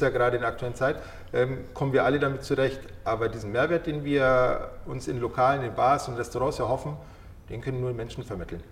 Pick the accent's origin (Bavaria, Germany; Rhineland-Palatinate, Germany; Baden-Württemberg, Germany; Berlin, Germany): Bavaria, Germany; Munich; ich bin hier geboren, ich bin in München geboren und aufgewachsen.